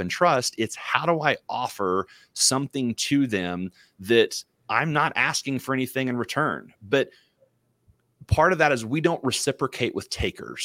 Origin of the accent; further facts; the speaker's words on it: Missouri, United States; moved away; also born or lived in Dallas, Texas; I grew up in Missouri